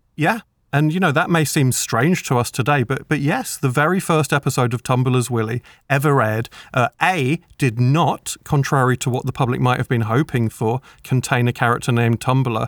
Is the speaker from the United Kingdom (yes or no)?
yes; United Kingdom; I'm a British children's author.